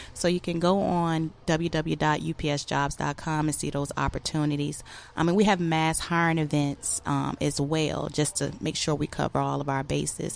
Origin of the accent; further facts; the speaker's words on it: Norfolk, Virginia, United States; I grew up in Norfolk, Virginia, and I've been surrounded by the military my entire life.